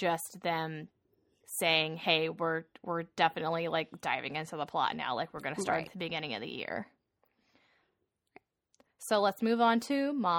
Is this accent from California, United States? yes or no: no; Minnesota, United States; I'm from Minnesota.